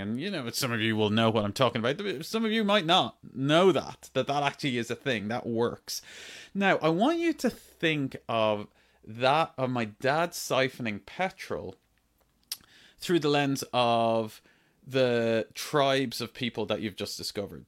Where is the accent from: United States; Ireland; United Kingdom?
Ireland; When I was growing up in Ireland, I grew up on a farm